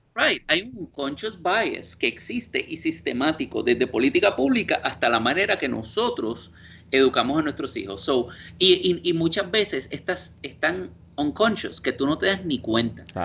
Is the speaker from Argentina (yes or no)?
no; Guaynabo, Puerto Rico; moved away as an adult; also born or lived in Indiana, United States / Italy; now in New York, United States; yo alegue que soy puertorriqueño, que allá me ven cuando te, pues, me miran raro cuando tengo acento